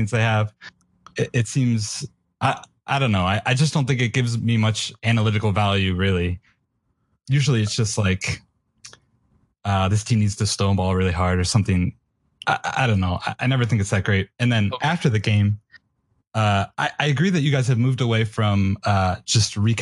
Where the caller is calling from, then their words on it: Athens, Ohio, United States; I am calling from Athens, Ohio